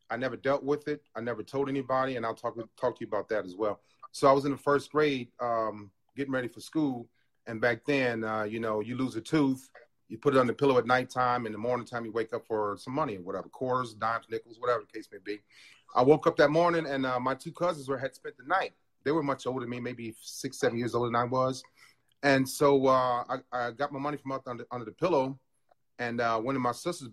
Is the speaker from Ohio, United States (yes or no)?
yes; Cleveland, Ohio, United States; moved away as an adult; now in Chicago, United States; from Cleveland, Ohio. I have three children. I have three god kids. I'm retired from the Navy. I retired in 2015, 32 years. Went to Shaw High School